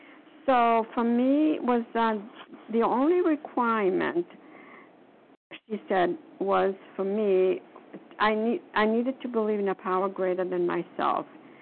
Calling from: Florida, United States; calling from Foxborough, from Massachusetts. No, I'm calling from Florida.

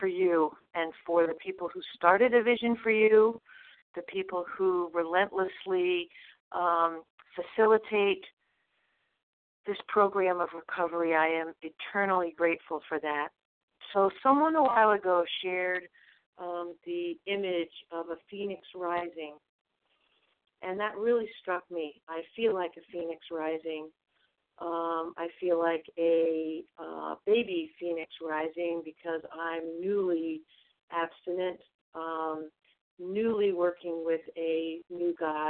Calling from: Vermont, United States; I'm calling from Vermont.

